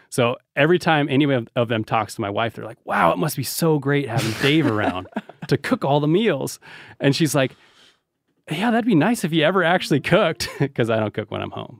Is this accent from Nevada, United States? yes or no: yes; Reno, Nevada, United States; we're from Reno